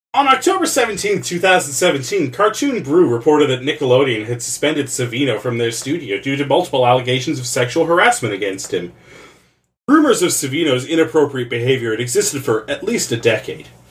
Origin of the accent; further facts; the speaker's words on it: Canada; By virtue of being Canadian, I saw a lot of Caillou